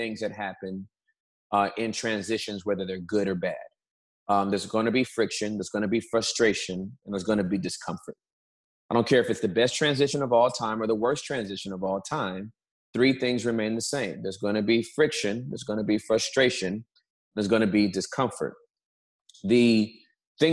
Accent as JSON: {"language": "English", "region": "Southern California", "country": "United States", "tie": "born or raised there", "also_born_or_lived": "Dallas, Texas", "moved": "as an adult", "lives_now": "Texas, United States", "said": "I was born and raised in Southern California"}